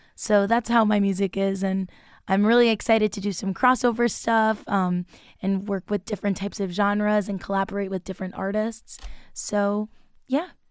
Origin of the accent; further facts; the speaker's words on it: Long Island, New York, United States; moved away; I'm from Long Island, so I've been gigging a lot throughout there